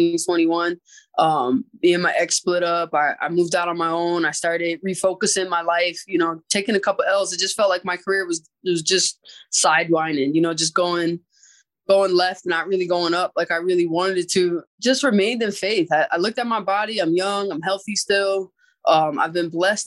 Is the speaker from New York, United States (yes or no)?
no; Springfield, Massachusetts, United States; moved away as an adult; I was born and raised in Springfield, Massachusetts